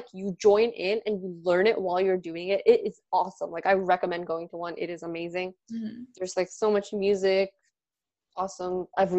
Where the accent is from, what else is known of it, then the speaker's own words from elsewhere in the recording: Gujarat, India; like, I'm from Gujarat, and Gujaratis just do garbas during Navratri, and we have, like, so much food